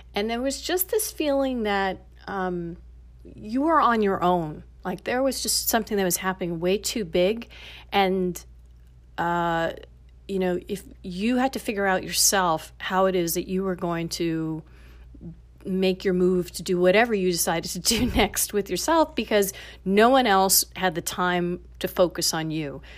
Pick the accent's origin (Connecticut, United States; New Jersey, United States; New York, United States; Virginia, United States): New York, United States; New York City; moved away as an adult; now in Los Angeles, United States; growing up in Queens and living in the city